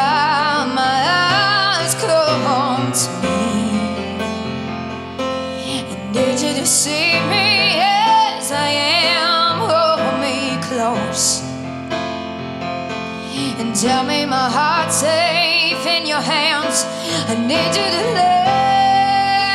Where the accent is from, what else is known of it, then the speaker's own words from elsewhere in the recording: Castile, New York, United States; originally I'm from Castile, New York. It's a small town outside of Buffalo